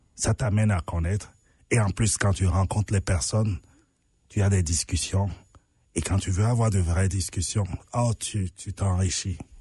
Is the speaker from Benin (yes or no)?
yes; Benin; moved away as an adult; now in Canada; chez moi au Bénin